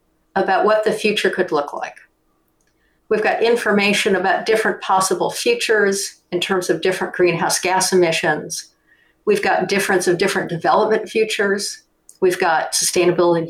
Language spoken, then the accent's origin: English; Detroit, Michigan, United States; moved away; also born or lived in Europe; I grew up in Detroit